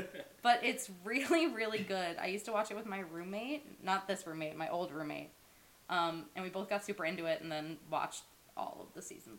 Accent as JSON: {"language": "English", "region": "Pennsylvania", "country": "United States", "said": "I'm from Pennsylvania."}